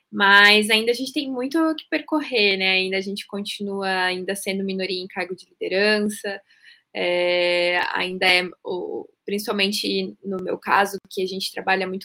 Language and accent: Portuguese; Curitiba, Paraná, Brazil; now in São Paulo, Brazil; sou de Curitiba, mas atualmente estou morando em São Paulo, é, mudei recentemente para cá.